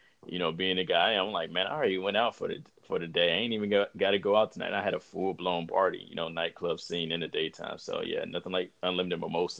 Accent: Cleveland, Ohio, United States; So single mother, born and raised in Cleveland, Ohio.

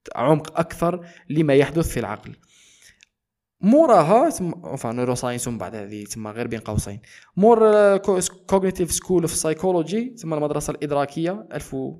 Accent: eastern Algeria, Algeria; انتمي الى الجزائر نسبيا انتمي الى آه، شرق الجزائر نسبيا اكثر

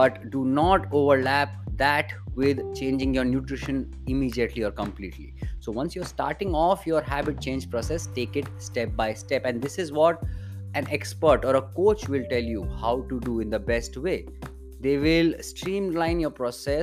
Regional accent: India; as an Indian creator

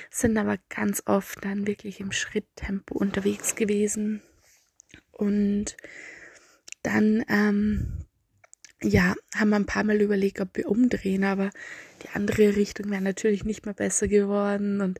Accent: Austria; accent: Austrian; Ich bemühe mich sehr, mich ein bisschen der Standardsprache anzunähern, aber ich schätze, mein österreichischer Dialekt kommt meistens durch.

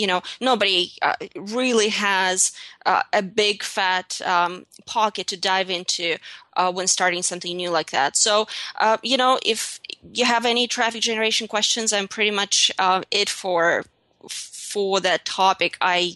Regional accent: Russia; English is a second language; moved away as an adult; also born or lived in St. Petersburg; now in United States; English is not my first language either. I'm from Russia. I was born and raised in Russia. I came to the United States at the ripe age of 21.

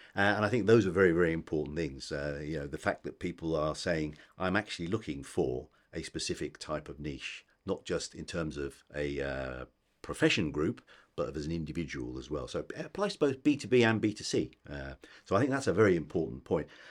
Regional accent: United Kingdom; we're British

